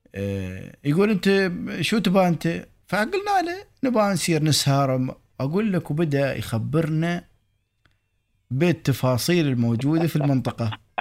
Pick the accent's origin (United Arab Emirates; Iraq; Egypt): United Arab Emirates; accent: Emirati; احنا نرمس اماراتي